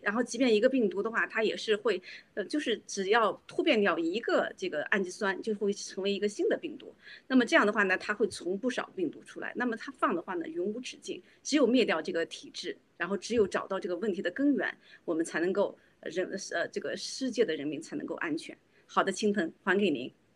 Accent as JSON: {"language": "Chinese", "country": "China", "said": "我们中国人老百姓"}